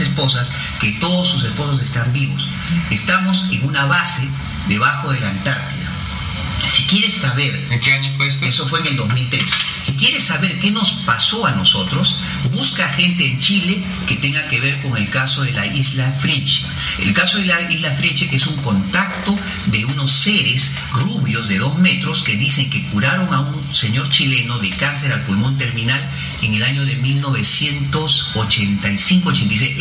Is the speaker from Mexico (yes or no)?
no; Peru; yo como peruano, no solamente como peruano, sino como ciudadano del mundo